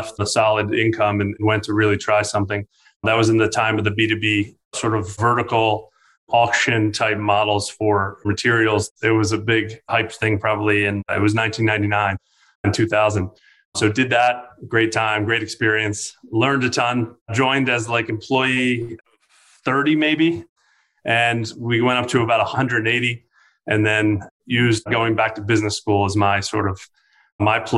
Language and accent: English; Baltimore, Maryland, United States; I grew up in Baltimore and spent my early days as a Baltimore Colts fan, actually.